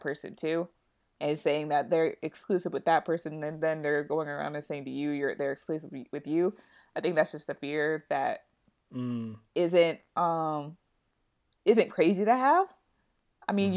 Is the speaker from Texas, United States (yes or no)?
no; New York City, New York, United States; I'm a New Yorker